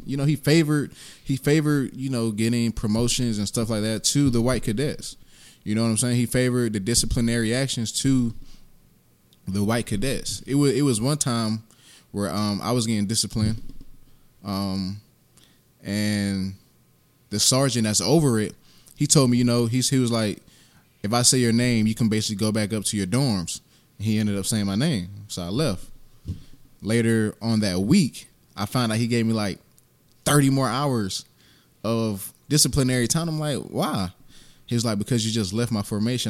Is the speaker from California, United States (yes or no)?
no; Augusta, Georgia, United States; also born or lived in South Bronx, New York; I'm born and raised in Augusta